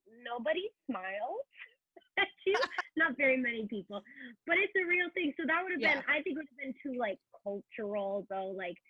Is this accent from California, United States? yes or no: no; Seattle, Washington, United States; moved away; People know I'm from Seattle because I have my Seattle mug at work.